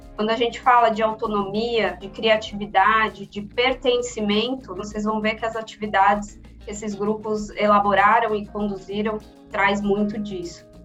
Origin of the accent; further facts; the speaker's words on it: São Paulo, Brazil; nascida e criada aqui em São Paulo